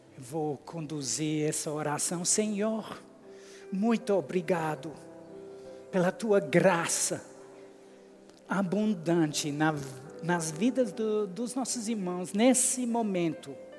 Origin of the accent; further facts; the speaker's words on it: England, United Kingdom; Portuguese is a second language; moved away as an adult; also born or lived in United States; eu sou inglês, com sotaque diferente